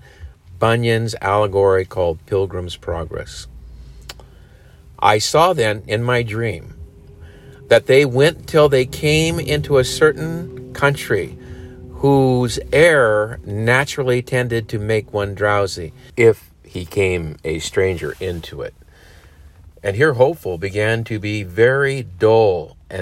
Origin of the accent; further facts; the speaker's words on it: United States; we as Americans